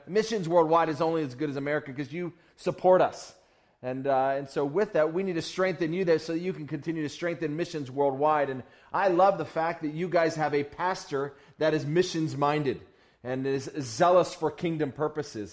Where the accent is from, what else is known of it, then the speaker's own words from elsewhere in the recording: Uganda; I'm from Uganda